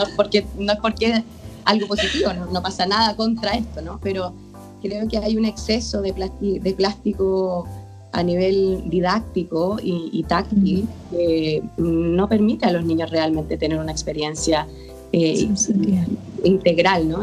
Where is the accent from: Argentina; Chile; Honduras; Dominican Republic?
Chile; moved away as an adult; now in Barcelona, Spain; me fui, de Chile, ahora yo vivo en Barcelona